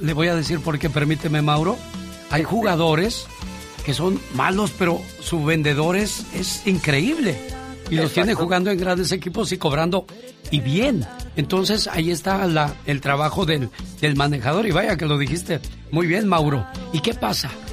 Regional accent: Mexico; now in United States; Seguimos siendo orgullosamente mexicanos

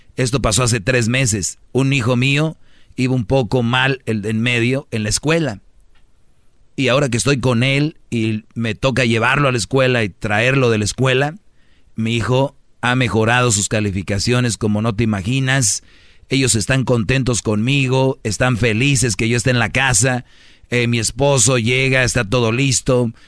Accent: Monterrey, Nuevo León, Mexico; como buen regio lo prendemos nosotros el asador

